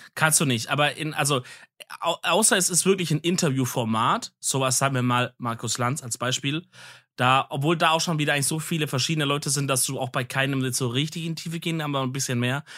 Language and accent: German; Swabia, Germany; ich als Schwabe